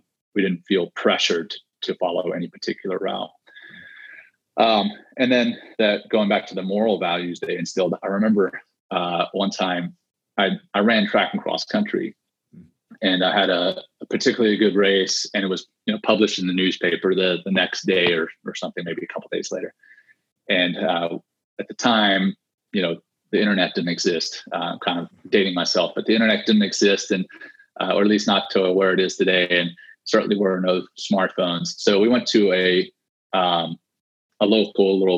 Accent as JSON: {"language": "English", "town": "Ruston", "region": "Louisiana", "country": "United States", "tie": "born or raised there", "also_born_or_lived": "Cape Town, South Africa", "said": "I was born in Cape Town, South Africa, and I was one of five children. Three older sisters and a younger brother. And in 1984, so I had just turned seven, my parents, you know, pulled the five of us up and moved us to the small town of Ruston, Louisiana"}